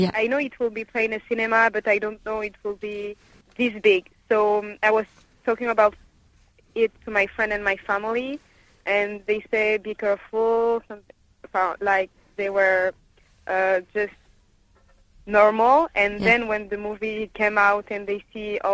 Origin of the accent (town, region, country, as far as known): France; born or raised there; English is a second language